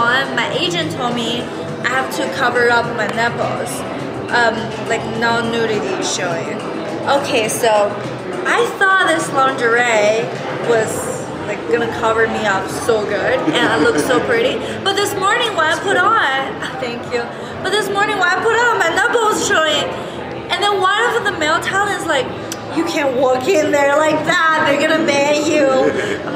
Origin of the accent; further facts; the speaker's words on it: China; I'm from China and I make porn